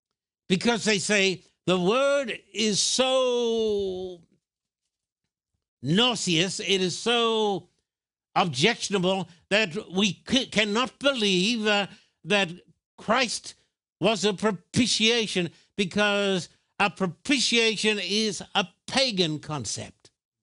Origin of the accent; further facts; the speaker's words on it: Australia; now in United States; But when I was brought up in Australia, that oil was the cure for every sickness under the sun.